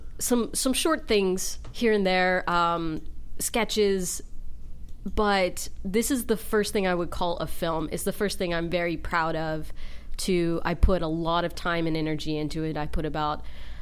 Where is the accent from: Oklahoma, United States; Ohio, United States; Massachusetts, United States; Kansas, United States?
Ohio, United States; Columbus; I came from Columbus, Ohio. I'm so excited.